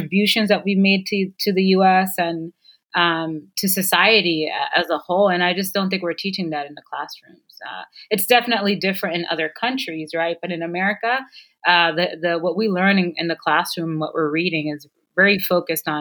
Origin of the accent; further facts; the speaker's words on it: United States; also born or lived in Caribbean; I was born here in the States, but my mother doesn't speak English. So at home, we always spoke Spanish